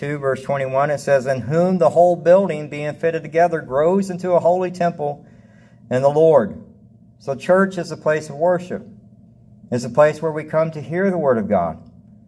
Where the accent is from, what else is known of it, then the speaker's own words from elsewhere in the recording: the South, United States; now in Devine, United States; I grew up in the South